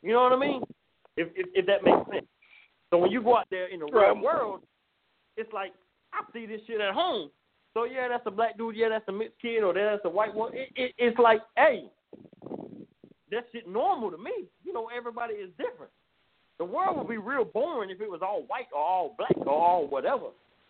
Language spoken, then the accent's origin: English; Jacksonville, Florida, United States; I'm an SEC fan. I'm from the South. I'm Jacksonville, Florida. I'm from the South.